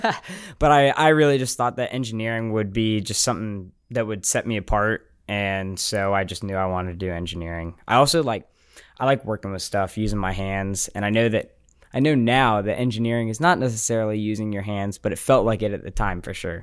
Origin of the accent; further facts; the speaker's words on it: Smyrna, Georgia, United States; moved away as an adult; I'm from Atlanta.